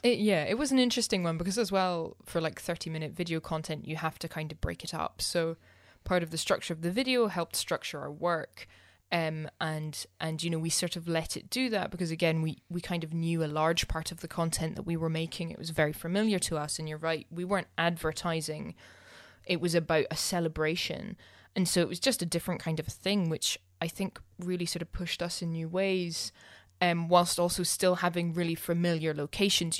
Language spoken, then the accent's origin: English; Scotland, United Kingdom; I'm too Scottish